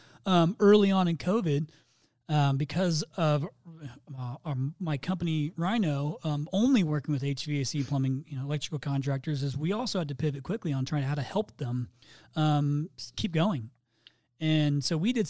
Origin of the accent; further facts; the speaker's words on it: Midwest, United States; I'm from the Midwest